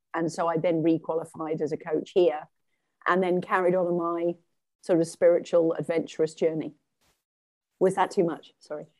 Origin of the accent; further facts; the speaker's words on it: England, United Kingdom; moved away as an adult; also born or lived in Sweden; now in Canada; I am English and pretty much all of my life, I've lived in England